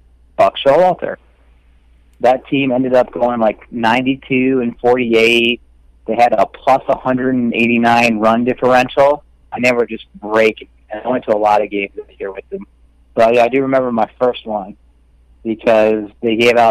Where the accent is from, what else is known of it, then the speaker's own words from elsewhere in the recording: New York, United States; I grew up in New York State